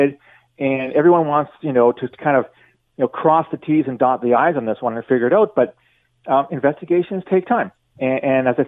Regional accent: London, Ontario, Canada; I'm from London

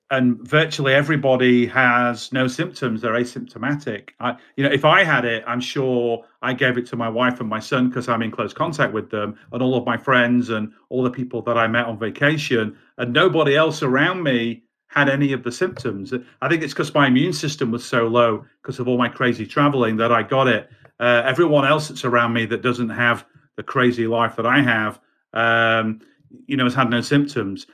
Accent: United Kingdom; also born or lived in Baltimore, United States; I'm a Brit

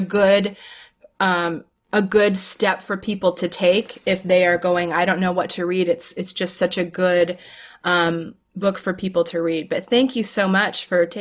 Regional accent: Florida, United States; I'm from Florida

